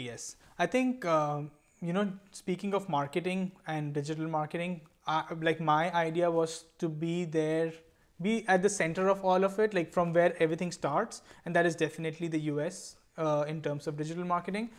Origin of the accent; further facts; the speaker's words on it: Mumbai, Maharashtra, India; now in San Francisco Bay Area, United States; I am from Bombay, right now living in the San Francisco Bay Area